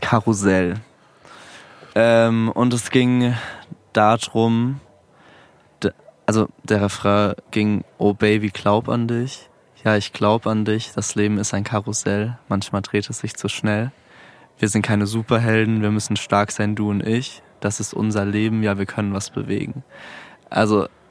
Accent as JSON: {"language": "German", "town": "Mannheim", "region": "Baden-Württemberg", "country": "Germany", "moved": "as an adult", "lives_now": "Frankfurt, Germany", "said": "ich komme aus Mannheim eigentlich"}